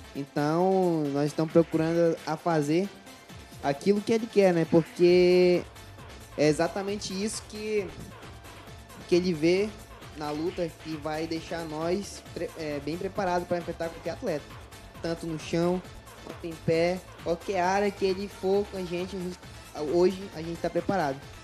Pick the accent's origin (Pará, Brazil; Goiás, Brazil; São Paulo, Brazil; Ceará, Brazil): Pará, Brazil; moved away as an adult; also born or lived in Juruti; now in Manaus, Brazil; eu sou de Pará